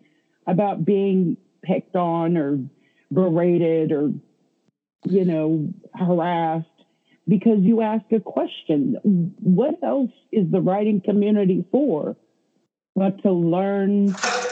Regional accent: the South, United States; I grew up in the South.

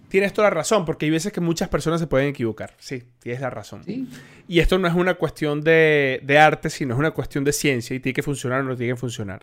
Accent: Colombia; also born or lived in Venezuela; también soy colombiano

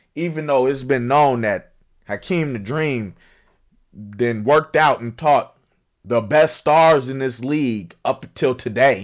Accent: Chicago, Illinois, United States; I'm from Chicago

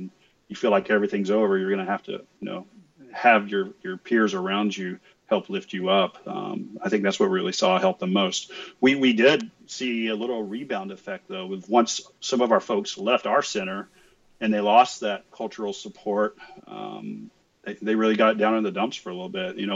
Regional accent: West Texas, United States; I grew up in West Texas, son of a mechanic

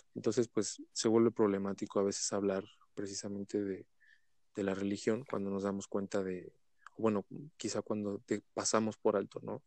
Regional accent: Mexico; tenemos como, mexicanos

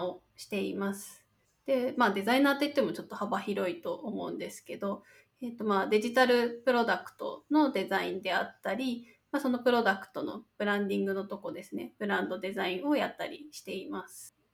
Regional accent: Niigata, Japan; moved away; 出身は新潟県ですね地元は

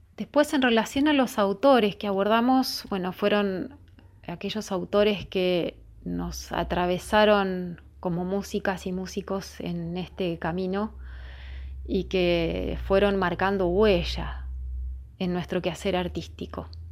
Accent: Ingeniero Jacobacci, Río Negro, Argentina; now in Luis Guillón, Argentina; Yo soy Río Negrina, de Ingeniero Jacobasi, pero vivo en Luis Guillón

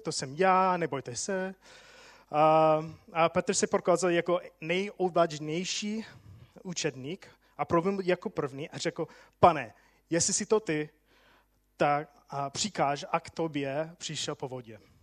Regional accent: United States; Czech is a second language; moved away as an adult; now in Czech Republic; já jsem Američan

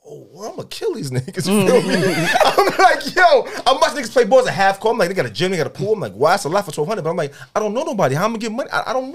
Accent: New York City, New York, United States; I'm from the Jets in BK, right?

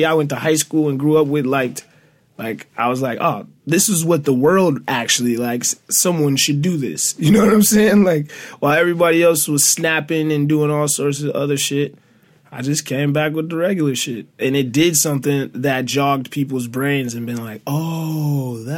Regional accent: Detroit, Michigan, United States; I'm from Detroit

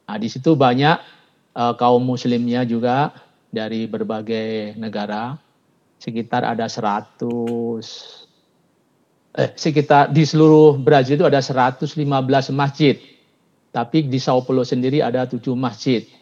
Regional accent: Surabaya, East Java, Indonesia; Pak saya dari Surabaya, istri dari Bugis, Pak.

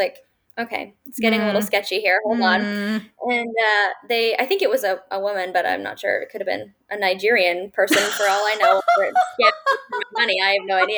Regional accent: London, Ontario, Canada; I'm from London, Ontario

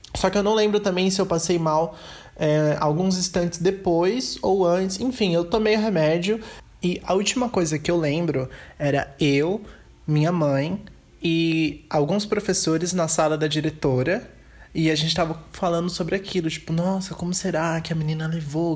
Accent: São Paulo, Brazil; also born or lived in Curitiba; parte da minha infância foi em Curitiba, onde eu morei por quatro anos, e a outra, e, e a outra parte da infância foi aqui em São Paulo, onde eu continuo morando.

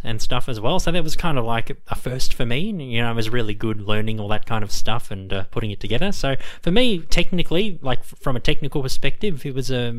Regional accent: Australia; we're from Australia as well.

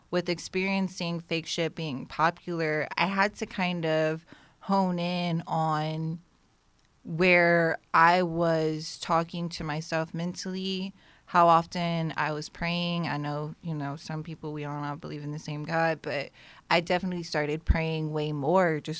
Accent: Las Vegas, Nevada, United States; now in Houston, United States; I moved here from Vegas.

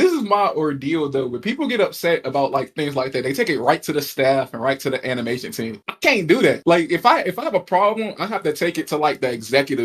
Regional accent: Indiana, United States; I'm from Indiana

